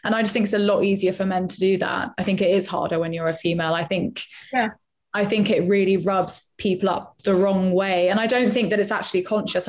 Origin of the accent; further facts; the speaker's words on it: London, United Kingdom; I am from Acton